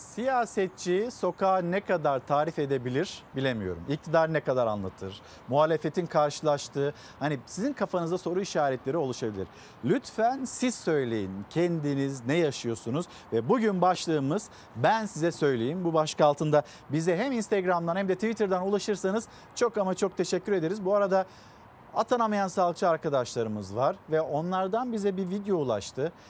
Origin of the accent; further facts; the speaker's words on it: Çanakkale, Turkey; moved away; memleketim Çanakkale'ye